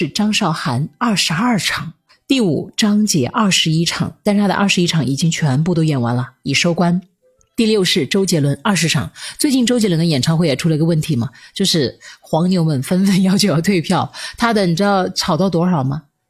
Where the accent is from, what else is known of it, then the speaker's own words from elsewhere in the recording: Changsha, Hunan, China; accent: Changsha dialect; 我刚才这个也不是粤语，也不是国语，是我们湖南话、